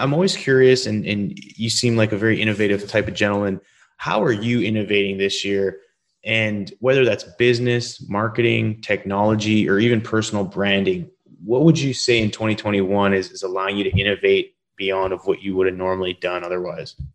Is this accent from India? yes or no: no; Canada; moved away; I'm originally from Canada